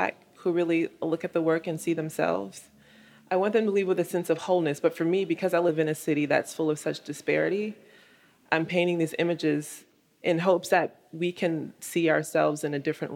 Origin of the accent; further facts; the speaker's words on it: United States; I'm definitely a black woman, I'm definitely an American